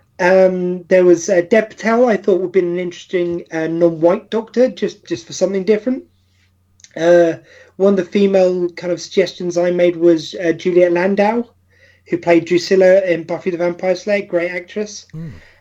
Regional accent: United Kingdom

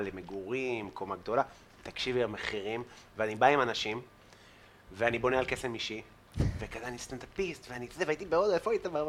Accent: Afula, Northern District, Israel; אני מעפולה, בן 18

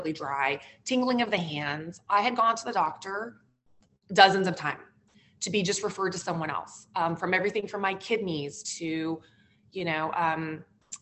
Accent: the West, United States; moved away as an adult; also born or lived in New York City; now in New Jersey, United States; growing up in the West

